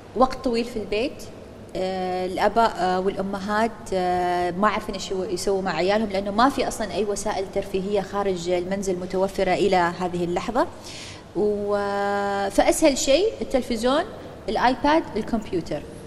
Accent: Oman; عندنا في سلطنة عمان

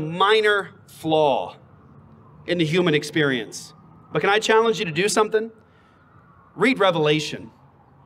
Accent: Phoenix, Arizona, United States; I'm from Phoenix. I'm from Arizona

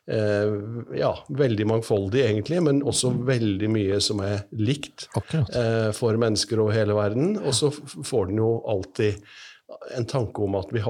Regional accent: Risør, Agder, Norway; Ja, jeg kommer fra Risør.

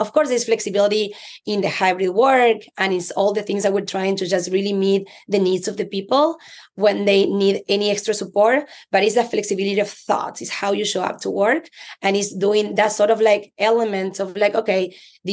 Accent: Argentina; English is a second language; moved away as an adult; now in United States; I'm Latina. You can tell by my accent. I'm from Argentina, moved to the US 17 years ago.

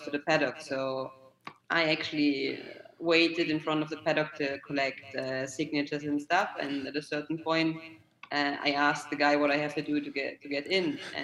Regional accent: Germany; now in Italy; I'm from Germany, I moved to Italy

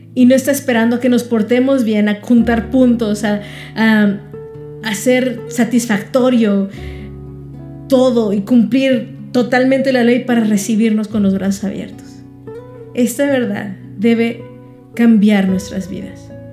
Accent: Mexico

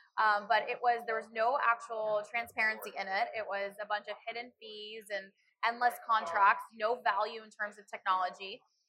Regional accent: Dallas, Texas, United States; moved away as an adult; also born or lived in Chicago, Illinois; now in Orlando, United States; So I was actually born in Chicago, grew up in Dallas

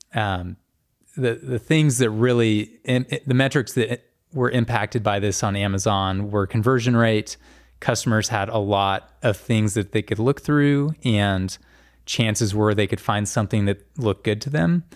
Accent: Norman, Oklahoma, United States; I grew up in Norman, um, went to the University of Oklahoma, which is in Norman

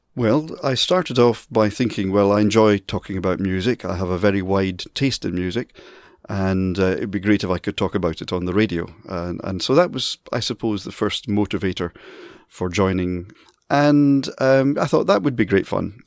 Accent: Dundee, Scotland, United Kingdom; moved away as an adult; now in Manchester, United Kingdom; Dundee, my hometown

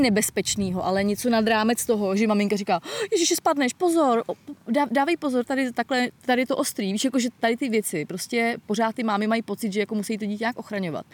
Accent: Most, Ústí nad Labem Region, Czechia; also born or lived in Prague; now in Czech Republic; původně jsem samozřejmě z Mostu, ale jako nikdy jsem nebydlela mimo město

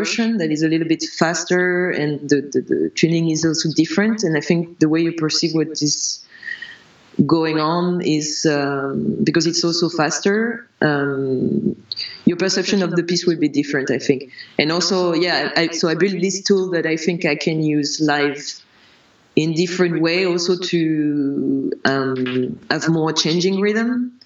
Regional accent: France; when I was growing up in France, I learned piano for a bit

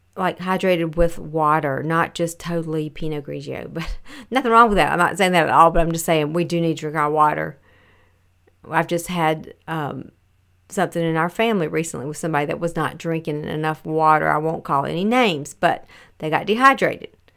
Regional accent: the South, United States; raised in the South

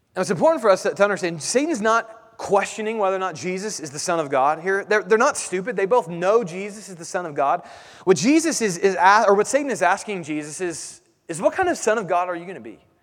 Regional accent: United States

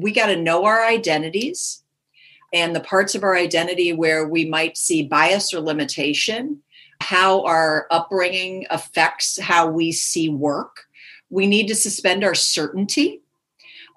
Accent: Minnesota, United States; now in Palo Alto, United States; I grew up in the Midwest. I grew up in Minnesota

